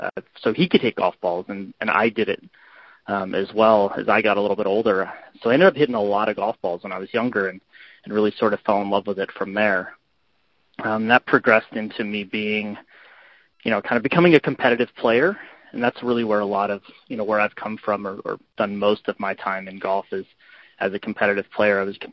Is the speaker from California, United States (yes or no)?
yes; Northern California, United States; moved away as an adult; also born or lived in Illinois; now in Chicago, United States; I grew up in Northern California